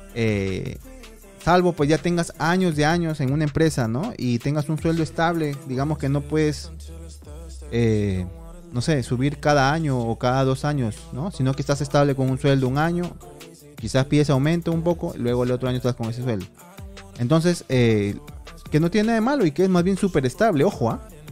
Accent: Piura, Peru; moved away as an adult; Ciudad ciudad de Piura, de donde yo soy

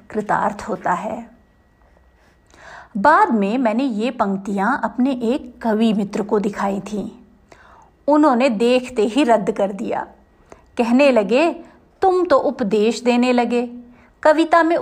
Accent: Jabalpur, Madhya Pradesh, India; मेरे पिता गुजरात के एक गाँव से आकर मध्य प्रदेश के जबलपुर में बस गए मेरा जन्म जबलपुर में हुआ बचपन में गुजरात आना जाना चलता रहा

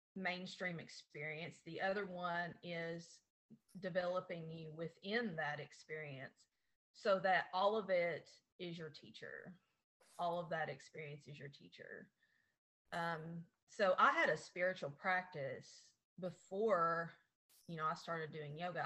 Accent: Appalachia, United States; in my hometown, there's 1,500 people right now

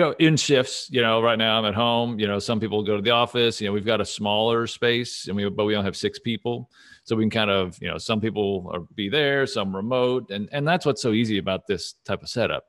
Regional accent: Dallas, Texas, United States; moved away as an adult; also born or lived in Saint Louis; I'm originally from Dallas

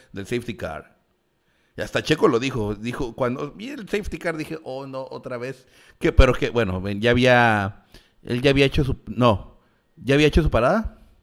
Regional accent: Mexico; nosotros como mexicanos

